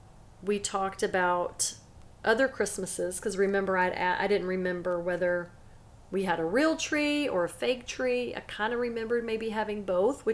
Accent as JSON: {"language": "English", "town": "Silsbee", "region": "Texas", "country": "United States", "tie": "born or raised there", "also_born_or_lived": "Angleton, Texas", "said": "when I was little, we moved from Angleton, Texas to Silsbee, Texas. I was actually 3 years old"}